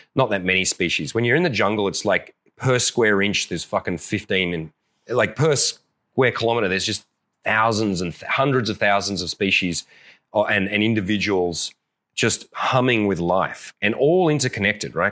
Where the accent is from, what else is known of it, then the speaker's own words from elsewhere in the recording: Australia; I'm an Aussie